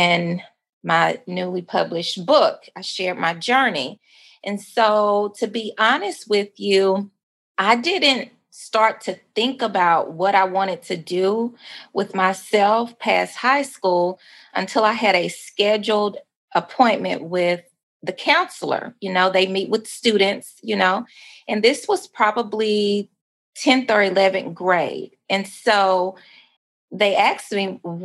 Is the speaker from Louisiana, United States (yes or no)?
yes; Mansfield, Louisiana, United States; moved away as an adult; also born or lived in Dallas, Texas; now in Arkansas, United States; I am originally born and raised in Mansfield, Louisiana.